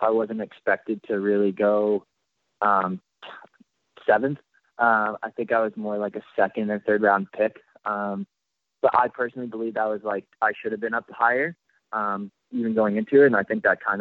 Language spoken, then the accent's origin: English; Las Vegas, Nevada, United States; moved away; also born or lived in Illinois; I'm really from Las Vegas.